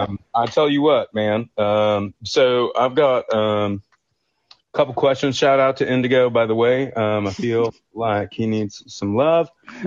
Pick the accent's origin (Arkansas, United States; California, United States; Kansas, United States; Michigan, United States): Michigan, United States; also born or lived in southeast Ohio; now in Athens, United States; I grew up in Michigan, but I'm down in the town where Joe Burrow grew up and played high school, played high school and stuff down southeast Risdon, OU country.